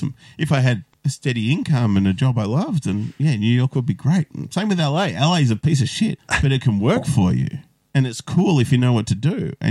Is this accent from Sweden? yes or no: no; Melbourne, Victoria, Australia; I grew up in Watonia. I live in Bundoora now. So I've moved a total of like 7 kilometres in my life.